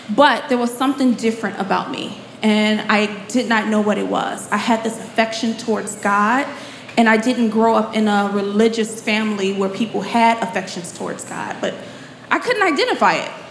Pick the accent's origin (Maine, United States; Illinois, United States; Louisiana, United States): Illinois, United States; Chicago; I am born and raised in Chicago